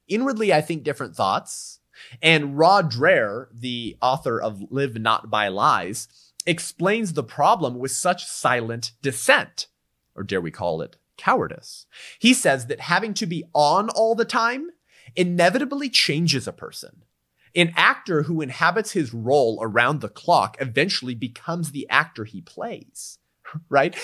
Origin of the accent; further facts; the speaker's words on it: California, United States; California, my home state